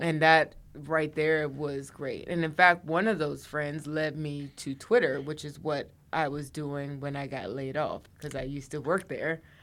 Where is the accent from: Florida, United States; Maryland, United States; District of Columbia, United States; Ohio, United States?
District of Columbia, United States; Washington; moved away as an adult; also born or lived in New York; I'm from the D C area